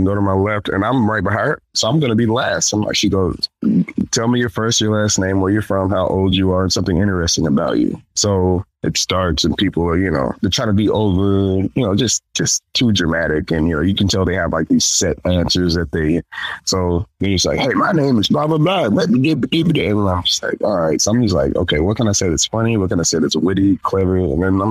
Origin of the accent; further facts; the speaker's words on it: Jacksonville, Arkansas, United States; also born or lived in Fayetteville, Arkansas; I moved back from Fayetteville back to North Little Rock, well, Jacksonville, North Little Rock, where I'm from